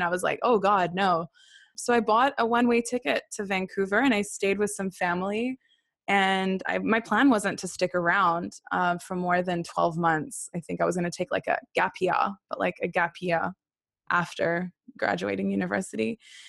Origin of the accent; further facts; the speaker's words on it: Haifa, Haifa District, Israel; also born or lived in Sydney, Australia; And then I was born in Sydney, Australia, not long after that. And my sister was then born in Sydney. And then my family got asked to volunteer in the Baha'i World Center. And so we moved to Haifa, where my first written language became Hebrew.